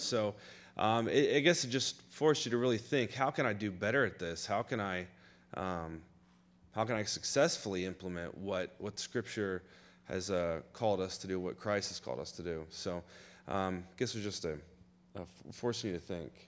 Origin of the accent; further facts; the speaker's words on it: Florida, United States; I grew up in Florida